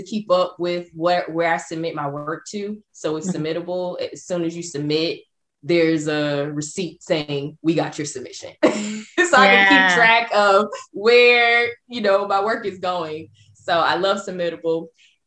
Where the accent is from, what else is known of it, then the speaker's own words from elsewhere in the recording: the South, United States; growing up, I am from the South